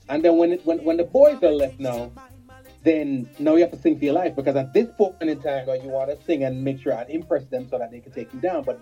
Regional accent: Jamaica; For those people who are from Ontario, I'm from Jamaica.

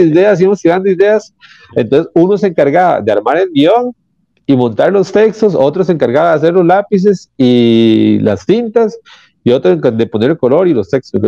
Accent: San Rafael, Costa Rica; soy de San Rafael

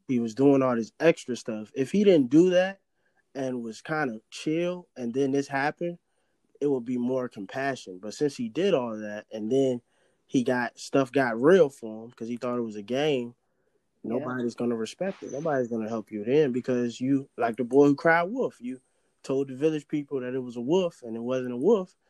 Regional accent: Richmond, Virginia, United States; I'm from Richmond

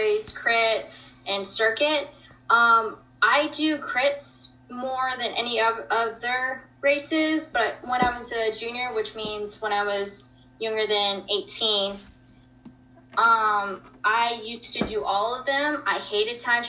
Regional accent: Atlanta, Georgia, United States; I was born here in Atlanta, Georgia. I've been born and raised here

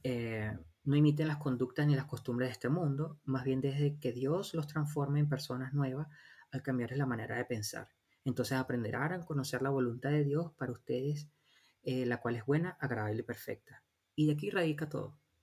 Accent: Venezuela; moved away as an adult; nosotros nacimos y vivimos en Venezuela, nos casamos en Venezuela

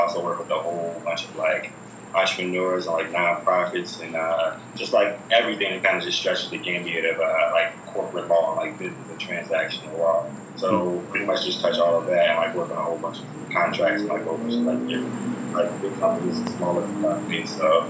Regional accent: Richmond, Virginia, United States; now in New York, United States; So I'm an attorney from Richmond, Virginia.

